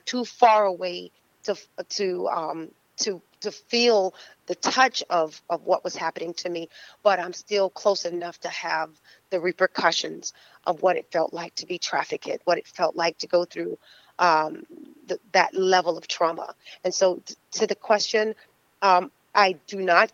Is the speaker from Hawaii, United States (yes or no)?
no; Fort Lauderdale, Florida, United States; also born or lived in Tampa; growing up in Fort Lauderdale, well, we lived in Tampa and then coming to Fort Lauderdale